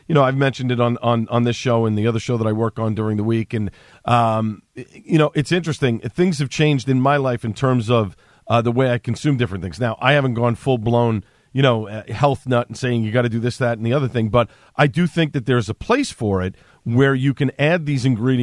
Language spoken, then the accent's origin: English; New York City, New York, United States; accent: Staten Island; moved away as an adult; now in New Jersey, United States; I grew up on Staten Island. It was a great place to grow up.